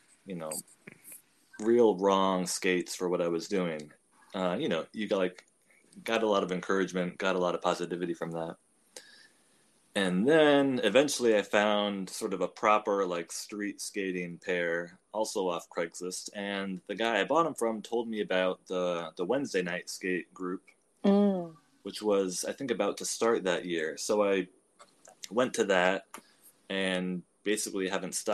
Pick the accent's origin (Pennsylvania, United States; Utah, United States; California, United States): California, United States; moved away as an adult; now in New York, United States; I'm from California. I moved to New York after college in 2009